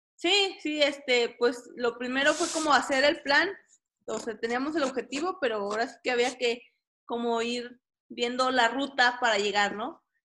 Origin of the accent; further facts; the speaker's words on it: Durango, Mexico; also born or lived in Guanajuato / Tabasco; soy originaria de Durango